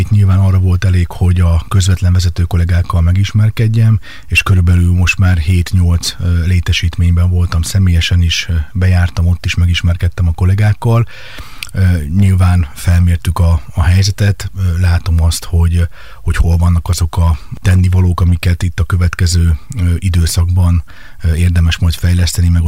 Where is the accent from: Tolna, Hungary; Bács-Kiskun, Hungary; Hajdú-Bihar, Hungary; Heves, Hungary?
Bács-Kiskun, Hungary; Kecskemét; moved away as an adult; also born or lived in Budapest; Kecskeméten születtem, itt éltem 28 éves koromig